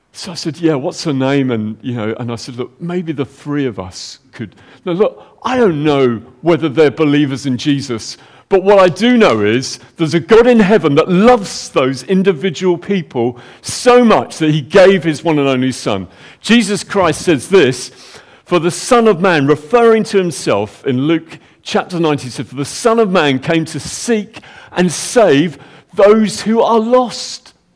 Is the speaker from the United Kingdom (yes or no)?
yes; United Kingdom; we're British